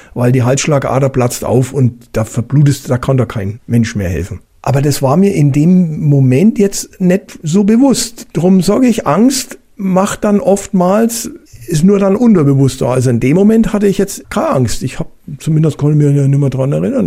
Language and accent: German; Bavaria, Germany; bei uns in Bayern